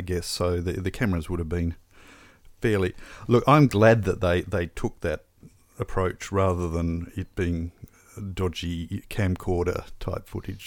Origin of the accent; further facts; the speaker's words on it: Australia; growing up in Australia